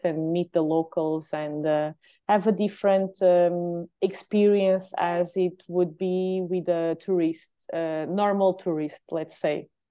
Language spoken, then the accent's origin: English; Lagos, Algarve, Portugal; also born or lived in Lisbon; here in my hometown